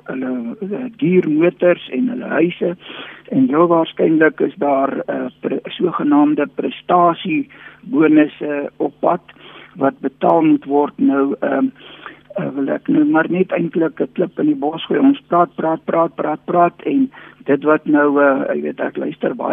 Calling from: Bloemfontein, Free State, South Africa; Uh, man ek is nou hierso uit Bloemfontein uit of dan nou anders gestel die Mangaung munisipaliteit wat nou weer in die nuus is.

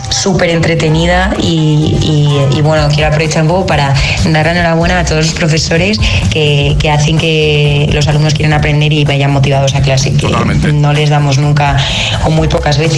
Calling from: Vigo, Galicia, Spain; Días agitadores

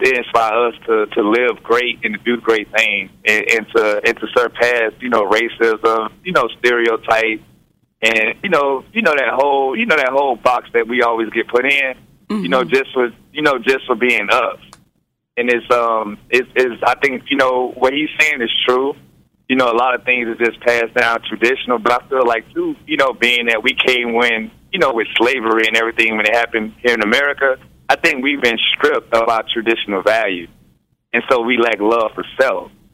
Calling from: Houston, Texas, United States; I'm calling from Houston, Texas

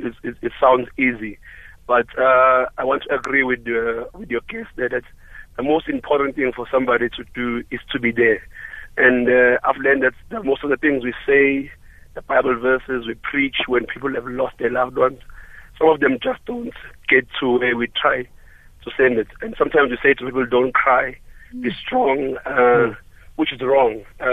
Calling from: Durban, KwaZulu-Natal, South Africa; I'm calling from Durban.

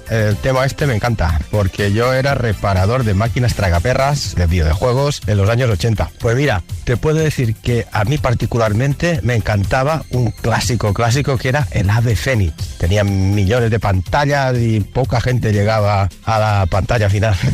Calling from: Galapagar, Community of Madrid, Spain; de Galapagar.

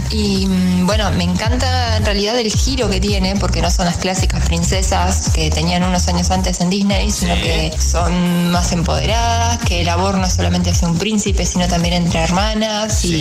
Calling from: Córdoba, Andalusia, Spain; Hola a todos, buenas tardes. … de Córdoba

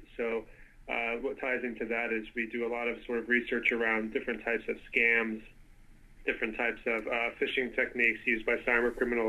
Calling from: Victoria, British Columbia, Canada; I'm calling from Victoria, Canada

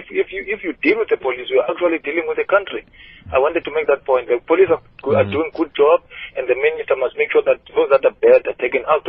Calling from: Hofmeyr, South Africa; I'm calling from Hofmeyr, ….

